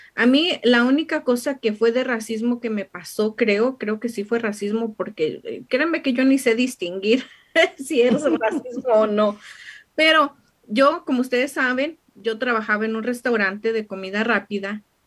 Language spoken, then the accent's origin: Spanish; Mexico; now in United States